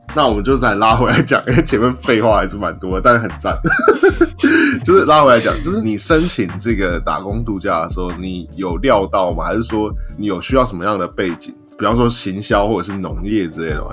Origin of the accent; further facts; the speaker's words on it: Taiwan; 身为一个台湾人